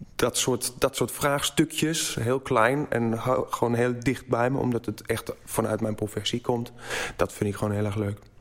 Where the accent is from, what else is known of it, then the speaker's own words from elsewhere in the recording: Black Forest, Baden-Württemberg, Germany; Dutch is a second language; moved away as an adult; now in Netherlands; ik kom uit het Zwarte Woud. Geboren getogen